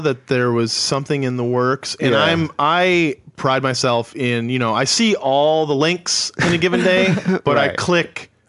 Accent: a suburb of Detroit, Michigan, United States; moved away as an adult; also born or lived in New York; now in Los Angeles, United States; I didn't grow up in Detroit. Oh, okay. I grew up in a suburb, but at the point I could drive, I spent a lot of time in Detroit. And Michigan is a great place.

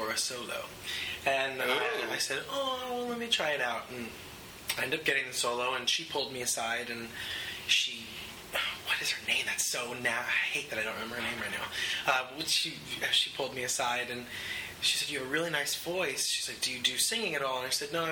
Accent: Vernon, New Jersey, United States; also born or lived in Los Angeles; now in New York, United States; I grew up in Vernon, New Jersey. It's a small town, almost upstate New York, right on the border of New York and New Jersey.

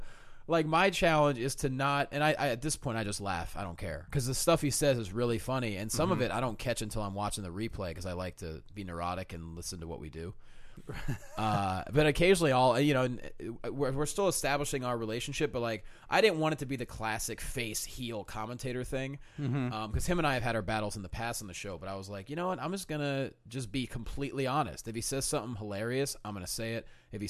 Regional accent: Pennsylvania, United States; No, I'm from Pennsylvania.

